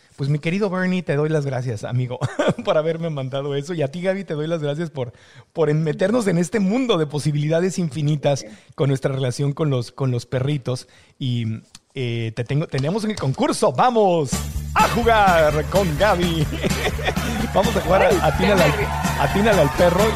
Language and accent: Spanish; Tijuana, Baja California, Mexico; moved away; also born or lived in San Diego, California; mi tierra, a, a, la frontera Tijuana, San Diego, México, Estados Unidos, que es de donde soy